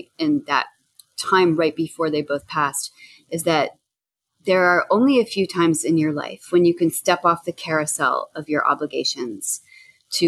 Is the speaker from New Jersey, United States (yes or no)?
yes; New Jersey, United States; now in Boston, United States; I'm from Jersey